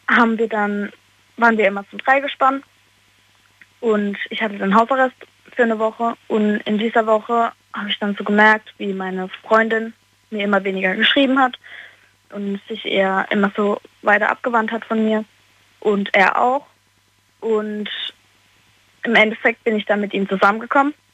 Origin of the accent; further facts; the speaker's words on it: Karlsruhe, Baden-Württemberg, Germany; Aus Karlsruhe.